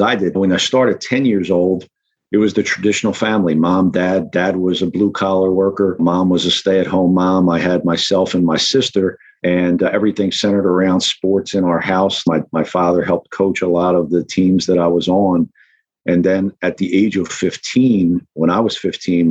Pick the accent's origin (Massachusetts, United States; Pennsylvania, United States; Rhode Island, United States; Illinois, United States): Pennsylvania, United States; Norristown; I grew up in Norristown, Pennsylvania